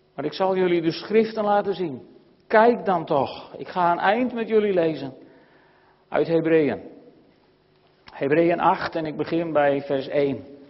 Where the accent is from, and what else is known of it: Netherlands